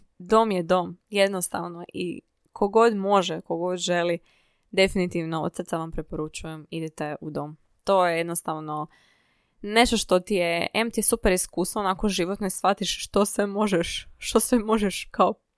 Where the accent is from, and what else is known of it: Zadar, Zadar County, Croatia; born or raised there; moved away as an adult; now in Zagreb, Croatia